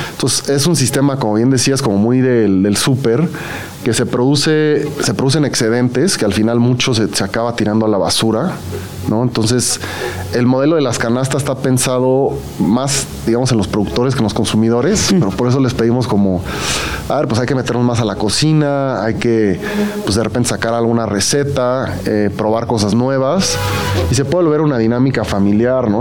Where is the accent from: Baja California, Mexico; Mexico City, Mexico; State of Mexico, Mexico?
Mexico City, Mexico; yo como chilango tengo, tenía el Xochimilco de las trajineras